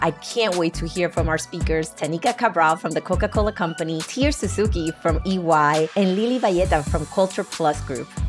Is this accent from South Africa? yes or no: no; San Germán, Puerto Rico; I was born and raised in San Germán, Puerto Rico